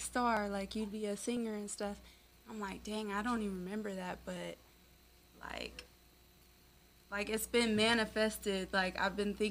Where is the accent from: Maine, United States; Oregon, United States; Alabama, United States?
Oregon, United States; moved away as an adult; now in Las Vegas, United States; I'm from Oregon, mainly. That was like where I spent most of my like teenage life